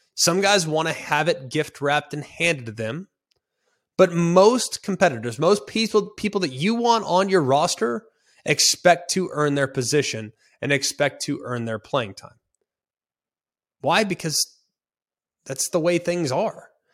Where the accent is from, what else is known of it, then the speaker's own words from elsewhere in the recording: Dallas, Texas, United States; moved away; I, I grew up in Big twelve country